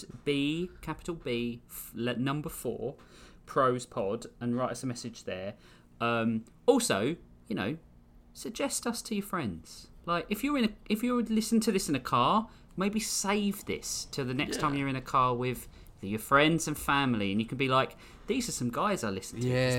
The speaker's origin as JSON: {"language": "English", "region": "London", "country": "United Kingdom", "said": "I'm originally from London"}